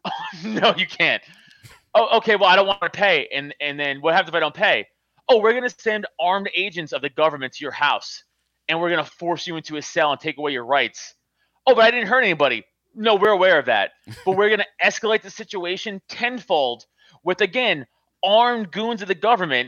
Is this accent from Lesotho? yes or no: no; New York City, New York, United States; moved away as an adult; now in Pennsylvania, United States; I grew up in Staten Island, which is, like, Republican Central.